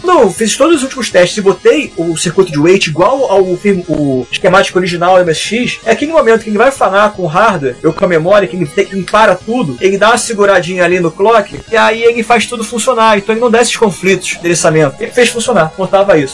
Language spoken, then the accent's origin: Portuguese; Brazil; eu sou brasileiro